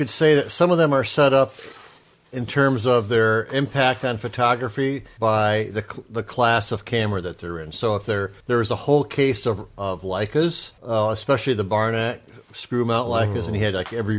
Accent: Findlay, Ohio, United States; I am also originally from Findlay, Ohio.

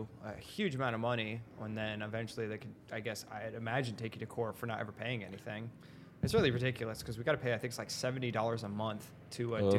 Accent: Canada; Being that like I grew up in summer in Canada, the accents get very thick depending on where you're coming from. But I was closer to Quebec, so we got a lot of the French Canadian accent going on.

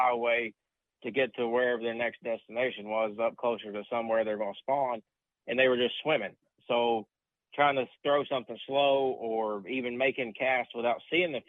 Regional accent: United States; growing up on Tennessee River

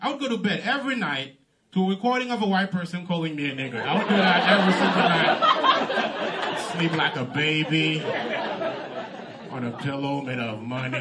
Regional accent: Haiti; first language Haitian Creole; English is a second language; now in United States; I'm from Haiti. I'm Haitian.

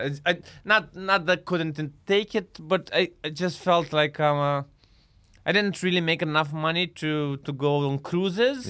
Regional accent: Iași, Iași County, Romania; born or raised there; moved away as an adult; also born or lived in Bucharest, Romania; now in London, United Kingdom

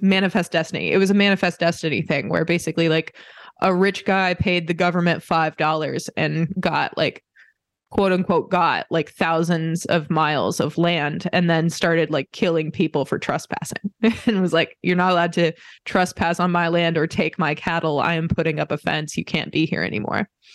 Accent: Indiana, United States; I grew up in Indiana

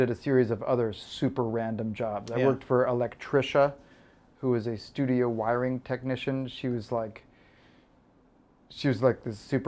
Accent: San Antonio, Texas, United States; moved away as an adult; I was from San Antonio. There is no entertainment industry.

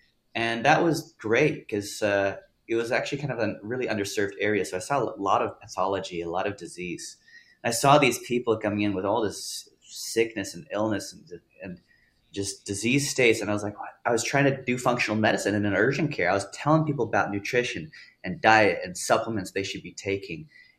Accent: Italy; also born or lived in Texas, United States / Germany; I was born in Texas. And then I was raised in Europe, Italy and Germany for 8 years.

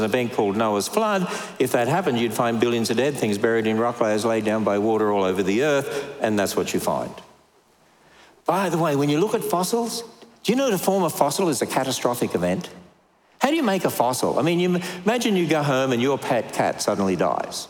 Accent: Australia; now in United States; I'm Australian

